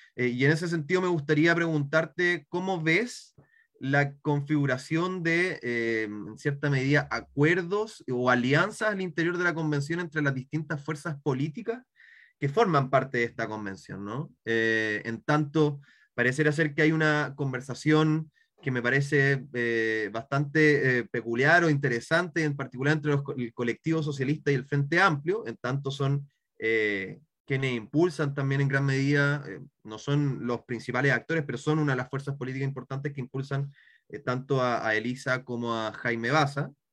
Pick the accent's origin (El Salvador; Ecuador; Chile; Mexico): Chile; Santiago, Santiago Metropolitan Region; soy de Santiago